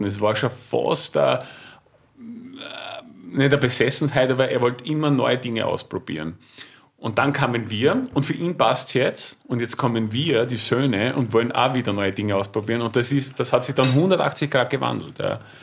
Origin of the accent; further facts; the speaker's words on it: Gols, Burgenland, Austria; wir sind aus dem Burgenland, ehemaliges Deutsch-Westungarn, äh, jüngstes Bundesland